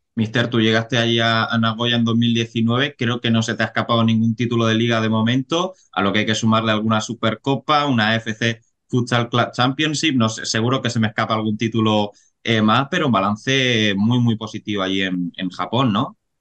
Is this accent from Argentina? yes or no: no; Cartagena, Region of Murcia, Spain; yo que soy de Cartagena